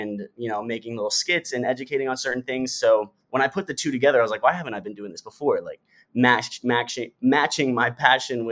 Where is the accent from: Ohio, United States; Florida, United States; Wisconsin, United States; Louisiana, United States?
Florida, United States; St. Petersburg; I grew up in St. Petersburg, Florida